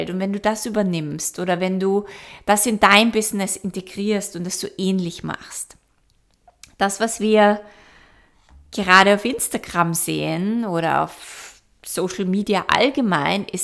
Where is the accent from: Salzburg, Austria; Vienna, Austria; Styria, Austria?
Vienna, Austria; moved away; Ich war jetzt eineinhalb Jahre nicht mehr in meiner alten Heimat in Wien